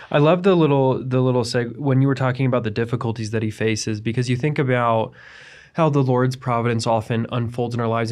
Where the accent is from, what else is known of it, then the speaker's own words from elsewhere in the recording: United States; I am an American. I was, I was brought up here